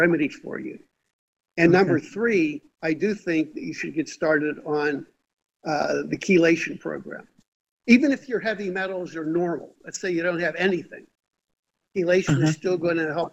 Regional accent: Pittsburgh, Pennsylvania, United States; I grew up in Pittsburgh, Pennsylvania

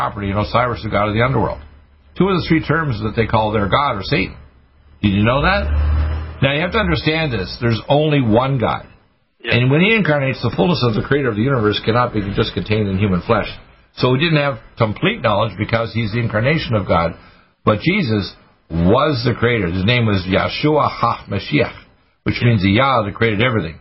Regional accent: Dartmouth, Nova Scotia, Canada; I was raised in Dartmouth, Nova Scotia, a naval town

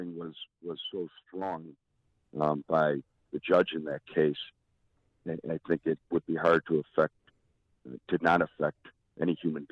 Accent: Chicago, Illinois, United States; I grew up in Rogers Park, and we were pulled over 2 or 3 times a week.

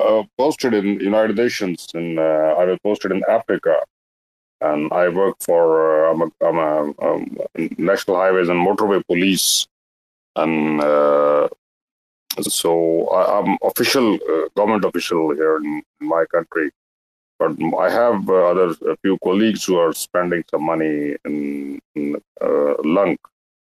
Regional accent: Pakistan; from Pakistan.

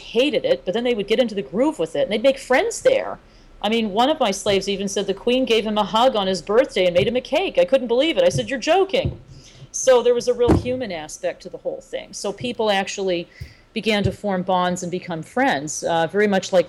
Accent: United States

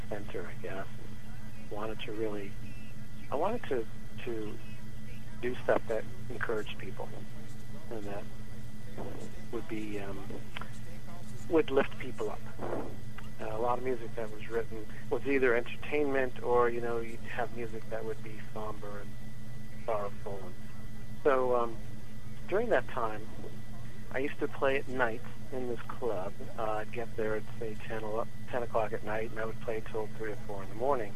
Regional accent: New York, United States; I grew up in New York mostly, most of my life, right outside New York City, and to Italian parents and Italian family

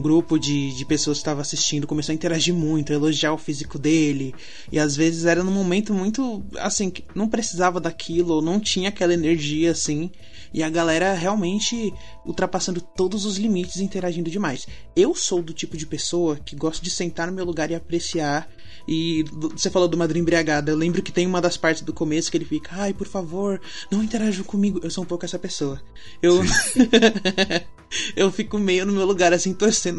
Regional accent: ABC, São Paulo, Brazil; eu moro longe, eu sou do ABC.

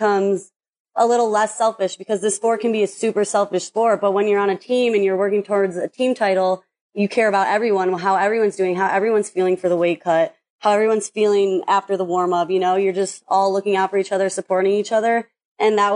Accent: Lockport, Illinois, United States; moved away as an adult; also born or lived in Tennessee; I grew up in Illinois

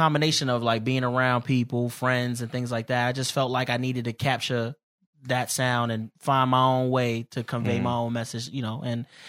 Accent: Brooklyn, New York, United States; Brooklyn, BK in the building.

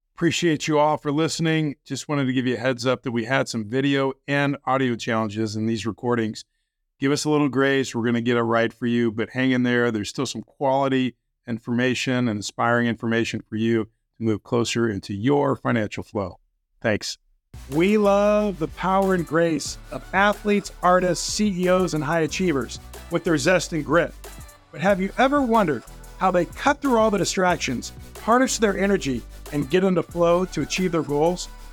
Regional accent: Illinois, United States; I was a rabid, uh, Bulls fan growing up in Illinois

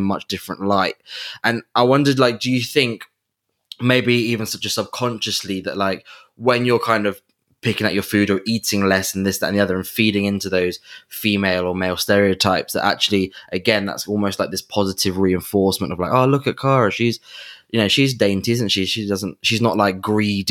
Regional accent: England, United Kingdom; we're both from England

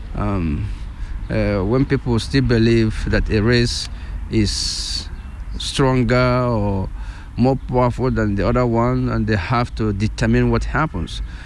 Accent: Nigeria; first language Igbo; English is a second language; moved away as an adult; now in Switzerland; I come originally from Nigeria, and um, in the meantime, um, I have been naturalized uh, Swiss.

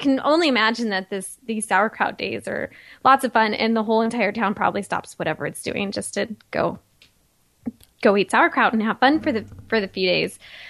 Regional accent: Indiana, United States; when I was growing up in Indiana

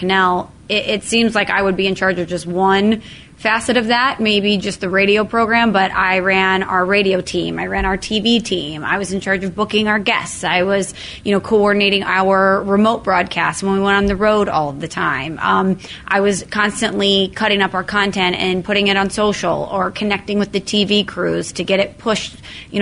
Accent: Belleville, Illinois, United States; I was born and raised here in St. Louis, more specifically over on the Illinois side in Belleville

